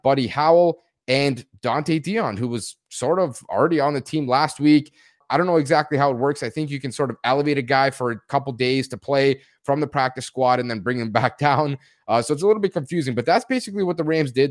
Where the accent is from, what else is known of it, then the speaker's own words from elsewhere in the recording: near Toronto, Ontario, Canada; I'm from Canada, nearby Toronto